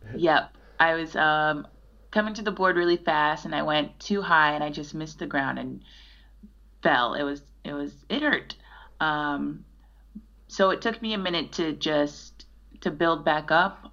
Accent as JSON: {"language": "English", "town": "Chicago", "region": "Illinois", "country": "United States", "said": "I was from Chicago"}